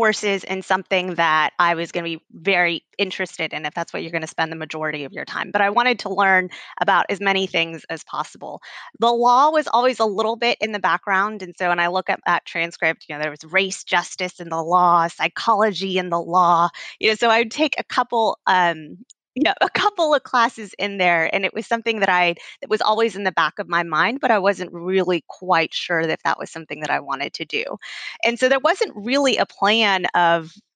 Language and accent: English; Houston, Texas, United States; I am born and raised in Houston, Texas, a product of public schools in Houston